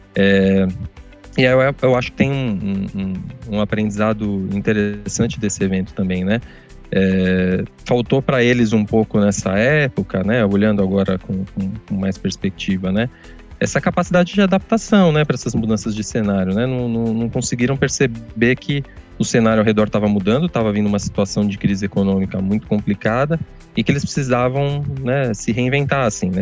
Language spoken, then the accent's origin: Portuguese; São Bernardo do Campo, São Paulo, Brazil; Eu nasci em São Paulo, mas sempre, sempre morei aqui em São Bernardo